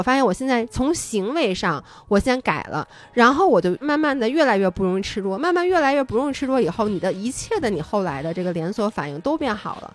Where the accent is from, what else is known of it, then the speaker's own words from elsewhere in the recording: Beijing, China; also born or lived in Wanning, Hainan; 作为一个北京人